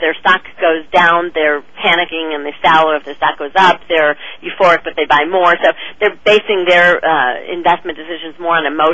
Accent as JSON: {"language": "English", "town": "Chicago", "region": "Illinois", "country": "United States", "moved": "yes", "lives_now": "Los Angeles, United States", "said": "I'm from Chicago originally, but I have lived in L.A. now for 25 years"}